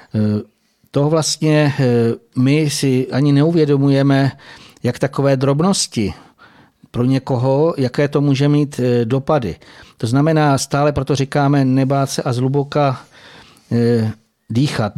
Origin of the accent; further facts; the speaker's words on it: Bohemia, Czechia; u nás v Čechách